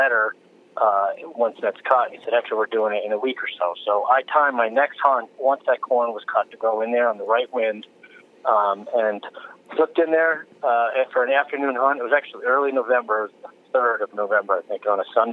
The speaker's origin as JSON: {"language": "English", "region": "New York", "country": "United States", "tie": "born or raised there", "said": "my home state of New York. Kind of the background is I'm from New York"}